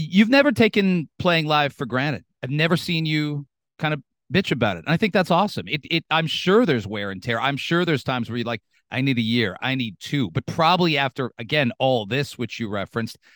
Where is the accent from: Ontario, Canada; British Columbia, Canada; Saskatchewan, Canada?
Ontario, Canada; London; now in Toronto, Canada; I grew up in London